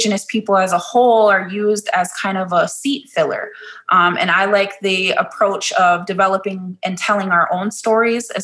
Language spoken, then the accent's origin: English; Minneapolis, Minnesota, United States; I was born and raised here in South Minneapolis